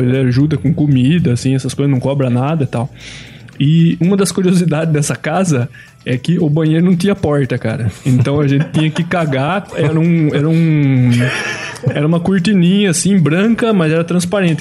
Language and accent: Portuguese; Brasília, Federal District, Brazil; eu sou de Brasília